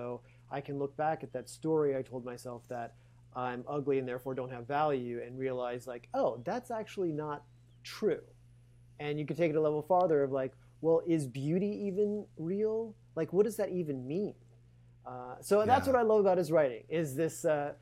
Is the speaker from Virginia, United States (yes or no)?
no; Louisiana, United States; I was born in Louisiana